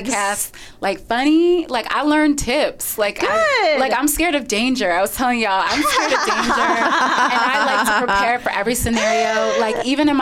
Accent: Michigan, United States; moved away as an adult; also born or lived in New York City; I'm from Michigan

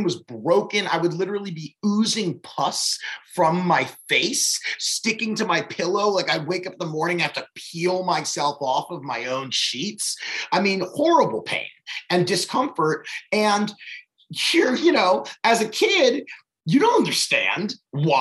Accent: Baltimore, Maryland, United States; I grew up in Baltimore.

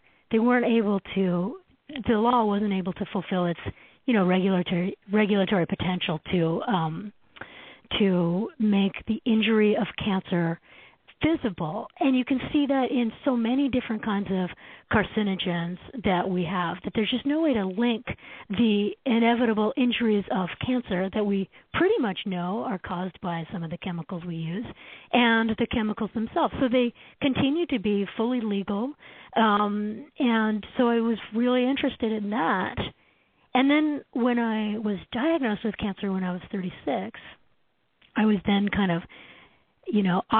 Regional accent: Canada; now in United States; So as a Canadian, I came down to the States in the 1990s

